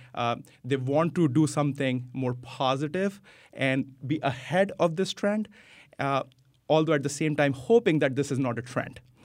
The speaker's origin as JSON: {"language": "English", "country": "India", "tie": "born or raised there", "also_born_or_lived": "United States", "moved": "as an adult", "lives_now": "Vernon, United States", "said": "I was born in the U S, but I grew up in India, came back here."}